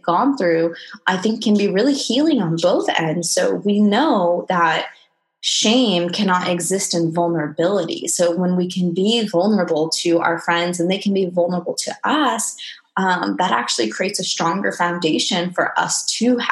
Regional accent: Okinawa, Japan; I'm half Japanese, half Mexican. I was born in Okinawa, Japan

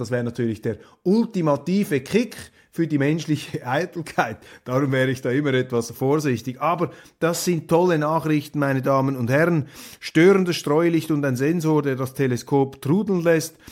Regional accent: Switzerland; als Schweizer

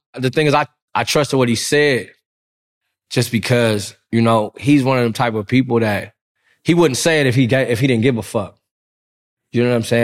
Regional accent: Compton, California, United States; I'm from Compton.

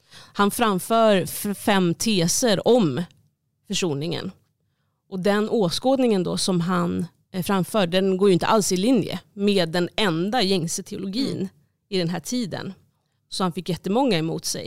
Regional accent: Stockholm, Stockholm County, Sweden; I den församling där jag växte upp

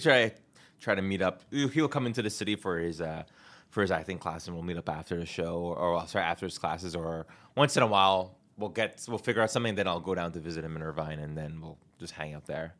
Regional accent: Canada; moved away as an adult; now in Los Angeles, United States; I have a passport and I'm Canadian

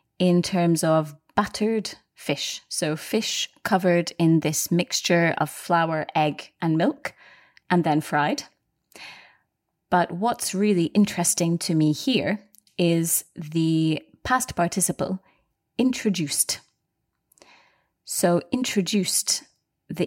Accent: Scotland, United Kingdom; we are both from Scotland

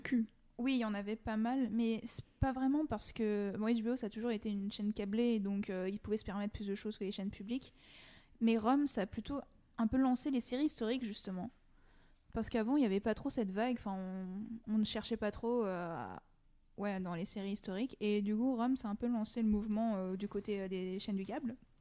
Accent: France; en tant que Français

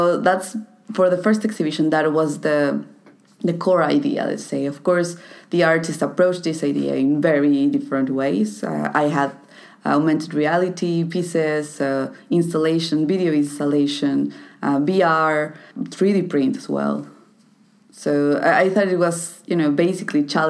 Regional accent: Toluca, State of Mexico, Mexico; my hometown, Toluca

